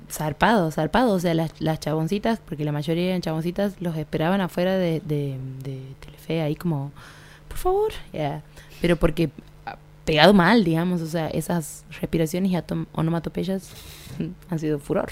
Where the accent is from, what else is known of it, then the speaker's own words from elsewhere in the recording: Argentina; nosotros como argentinos